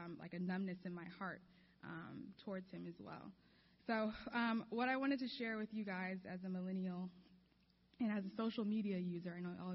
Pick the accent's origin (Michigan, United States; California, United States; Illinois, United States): Illinois, United States; Chicago; now in Los Angeles, United States; I'm from Chicago. I grew up there